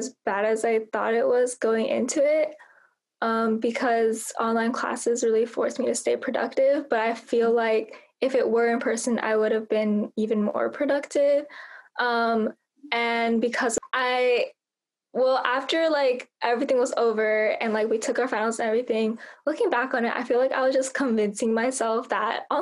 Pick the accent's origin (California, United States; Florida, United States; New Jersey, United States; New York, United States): California, United States; Bay Area; I'm from Bay Area, California.